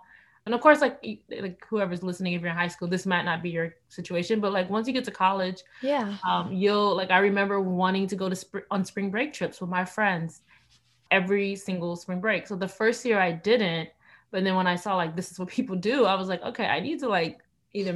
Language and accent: English; Miami, Florida, United States; I'm originally from Miami, Florida.